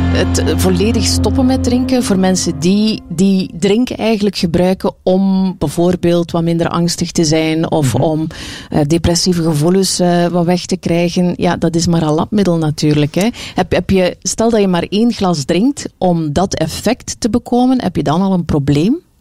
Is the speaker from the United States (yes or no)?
no; West Flanders, Belgium; bij ons in West-Vlaanderen zeiden ze, hij heeft de kozintjes